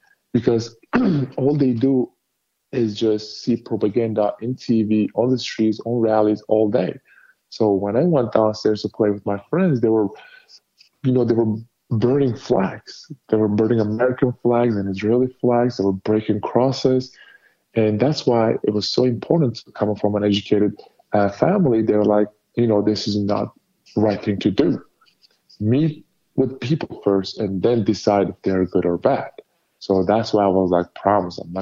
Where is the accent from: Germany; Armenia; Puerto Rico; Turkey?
Turkey; now in United States; my home country, Turkey